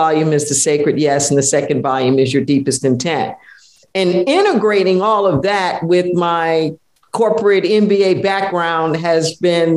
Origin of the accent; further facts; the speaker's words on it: Los Angeles, California, United States; I was raised in Los Angeles